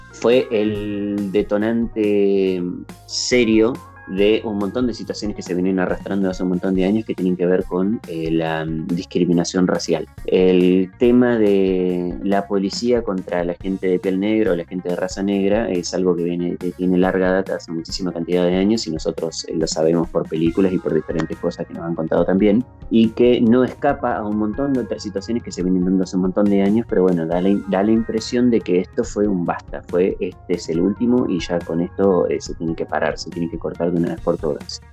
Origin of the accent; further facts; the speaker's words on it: Argentina; nosotros acá como argentinos